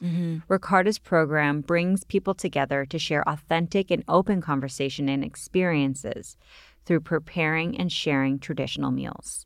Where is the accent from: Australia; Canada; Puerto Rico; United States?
Canada; I'm from Canada